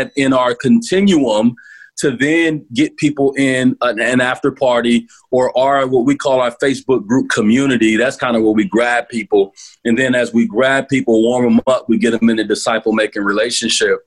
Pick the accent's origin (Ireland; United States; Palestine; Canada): United States; as American pastors